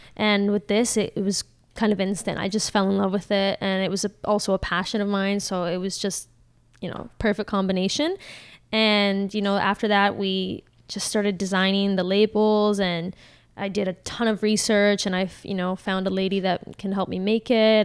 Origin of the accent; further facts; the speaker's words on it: Caledon, Ontario, Canada; I'm from Caledon